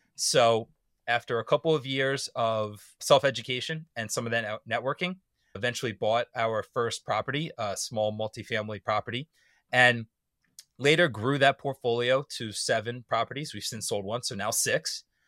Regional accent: suburban Maryland, United States; moved away as an adult; I had to live in my hometown in suburban Maryland

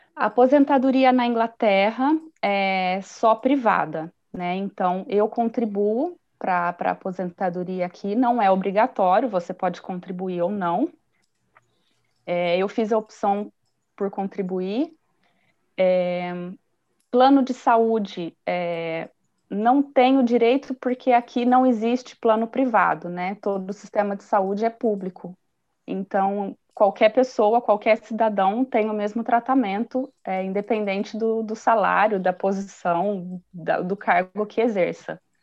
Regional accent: Brazil; moved away as an adult; eu vim como brasileira.

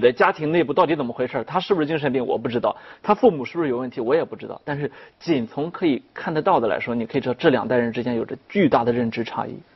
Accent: China; 我们中国人特别爱强调说孝心嘛

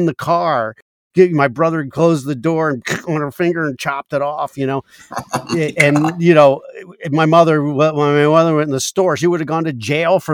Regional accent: Maryland, United States; moved away; back in Maryland where I grew up

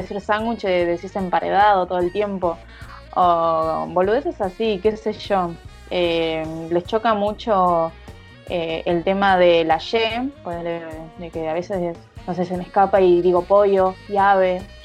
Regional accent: Zona Norte, Buenos Aires Province, Argentina

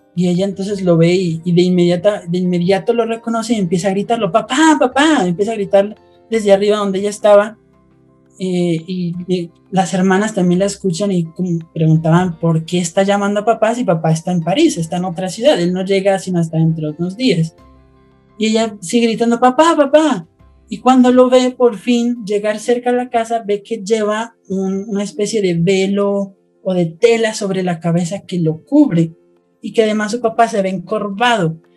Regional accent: Colombia; soy de Colombia

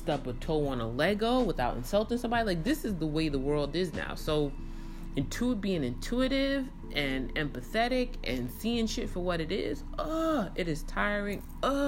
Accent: New York City, New York, United States; moved away as an adult; now in Dallas, United States; I had at least 20 years in the borough of Kings.

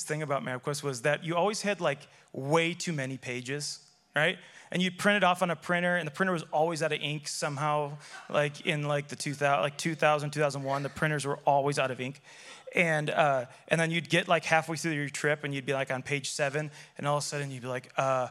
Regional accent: Chicago, Illinois, United States; I grew up in Chicago

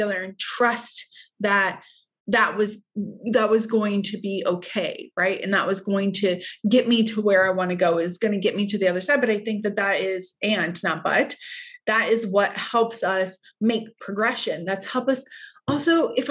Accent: Hawaii, United States; moved away; I was also from Hawaii.

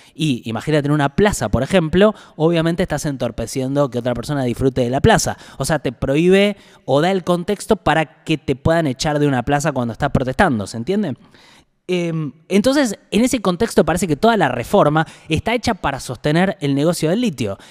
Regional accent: Buenos Aires, Argentina; yo soy eh, porteño

